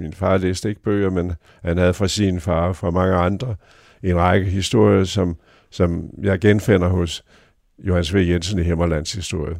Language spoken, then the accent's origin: Danish; North Jutland, North Denmark Region, Denmark; vi er jo nordjyder